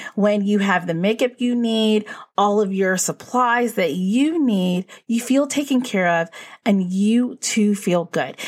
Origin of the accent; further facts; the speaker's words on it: Northeast, United States; we're from the Northeast